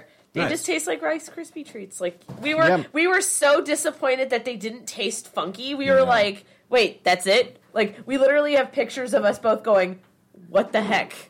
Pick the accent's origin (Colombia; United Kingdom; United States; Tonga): United States; California; moved away; when I grew up in California